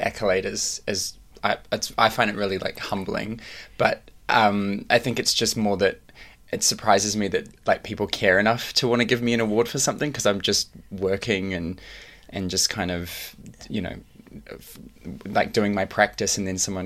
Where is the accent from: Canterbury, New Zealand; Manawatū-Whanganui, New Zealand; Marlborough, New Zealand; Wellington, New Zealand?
Manawatū-Whanganui, New Zealand; Taumarunui; also born or lived in Rotorua, New Zealand; I was raised in Tomaranui, which is like in the King Country.